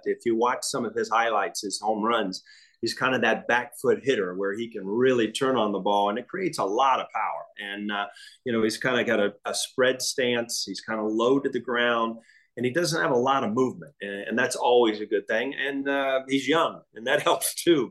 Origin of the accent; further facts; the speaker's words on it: Midwest, United States; I grew up in the Midwest.